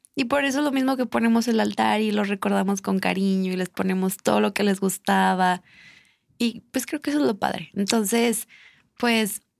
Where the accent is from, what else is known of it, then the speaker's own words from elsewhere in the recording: Michoacán, Mexico; yo soy de Michoacán, regresando. Y en Michoacán, o sea, en serio, la cultura del Día de Muertos es súper increíble. La gente que, que ha ah, podido visitar mi estado